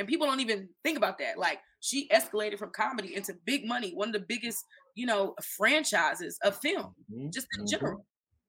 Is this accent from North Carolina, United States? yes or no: yes; North Carolina, United States; also born or lived in New York / Florida; I'm originally from North Carolina. I've moved home multiple times by myself, you know, started my first business in Florida.